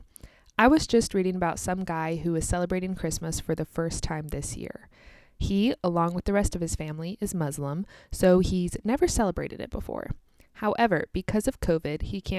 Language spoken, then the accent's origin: English; United States; also born or lived in Kansas